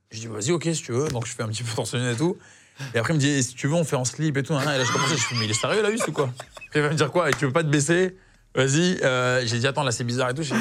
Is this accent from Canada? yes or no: no; Algeria; et que je suis algérien, mais j'aurais dit, mais c'est un petit peu les Algériens, on est, on est les Brésiliens de, l'Afrique du Nord, en fait.